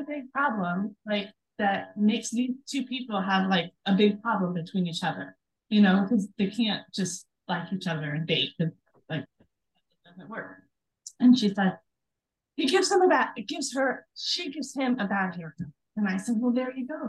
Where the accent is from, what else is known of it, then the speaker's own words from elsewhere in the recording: Sandwich, Illinois, United States; I was born in a town called Sandwich, Illinois.